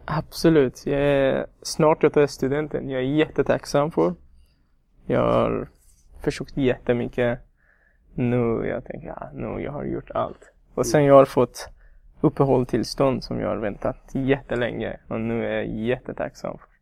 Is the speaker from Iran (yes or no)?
yes; Iran; Swedish is a second language; moved away as an adult; also born or lived in Afghanistan; now in Sweden; Jag kommer från Afghanistan, men jag är uppvuxen i Iran.